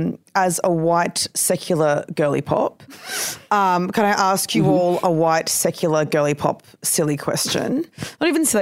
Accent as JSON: {"language": "English", "country": "Australia", "said": "as an Australian person who loves living in Australia"}